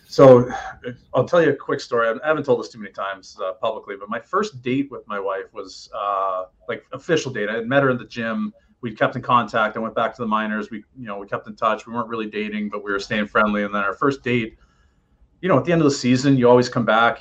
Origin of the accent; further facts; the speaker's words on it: Oshawa, Ontario, Canada; moved away; I'm coming from Oshawa, Ontario